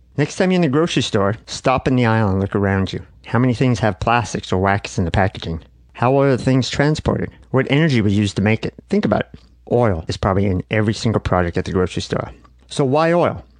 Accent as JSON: {"language": "English", "country": "United States"}